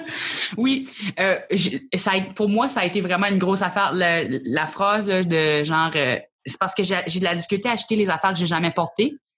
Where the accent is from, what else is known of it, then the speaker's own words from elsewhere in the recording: New Brunswick, Canada; also born or lived in Acadian Peninsula; je viens d'une partie du Nouveau-Brunswick, c'est pas tout l'océan.